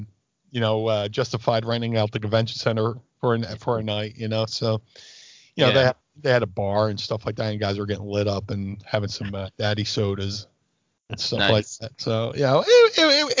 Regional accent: Atlantic City, New Jersey, United States; also born or lived in Philadelphia, Pennsylvania; I grew up in Atlantic City

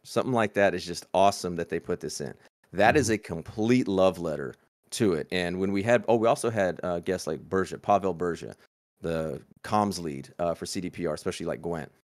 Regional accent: Texas, United States; my home state of Texas

